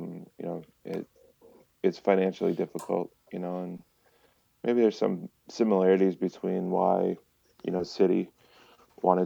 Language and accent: English; Michigan, United States; moved away as an adult; also born or lived in Sheboygan, Wisconsin; I grew up in Michigan. Michigan kid. Grew up there